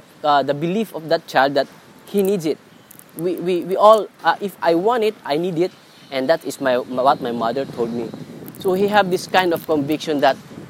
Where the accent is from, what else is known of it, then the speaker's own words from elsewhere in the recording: Philippines; moved away as an adult; now in Singapore; my family is in different country, different in my hometown in Philippines. So I'm working in Singapore